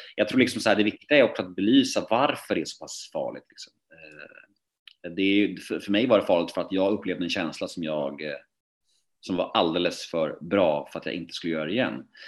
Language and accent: Swedish; Värmdö, Stockholm County, Sweden; moved away as an adult; also born or lived in Södermalm, Stockholm; min uppväxt och min barndom ute på Värmdö